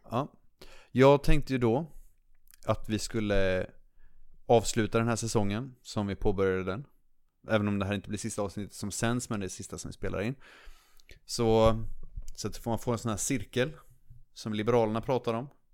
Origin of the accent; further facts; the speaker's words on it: Linköping, Östergötland, Sweden; i Linköping då, där jag är ifrån